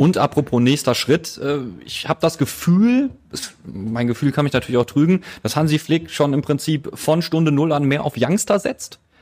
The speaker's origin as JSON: {"language": "German", "town": "Essen", "region": "North Rhine-Westphalia", "country": "Germany", "said": "als Essener"}